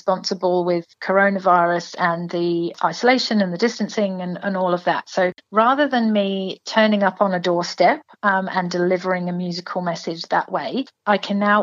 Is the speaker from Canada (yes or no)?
no; England, United Kingdom; now in Toowoomba, Australia; So obviously from my accent, so I'm from England.